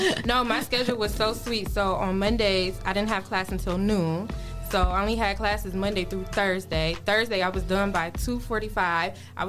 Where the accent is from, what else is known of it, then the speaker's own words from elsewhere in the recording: Toledo, Ohio, United States; I am from Toledo. I grew up.